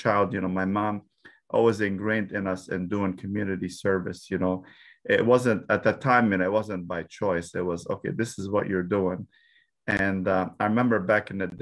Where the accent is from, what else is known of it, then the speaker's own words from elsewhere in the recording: Dearborn, Michigan, United States; I was raised in Dearborn. It's why I went to school in Dearborn.